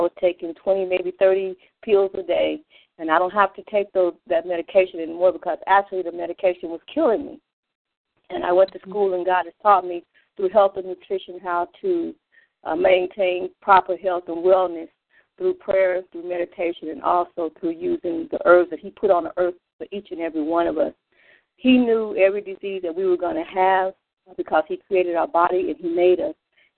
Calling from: Phoenix, Arizona, United States; I'm calling in from Phoenix, Arizona.

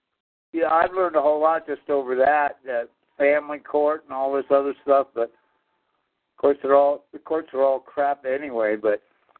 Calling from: Colorado, United States

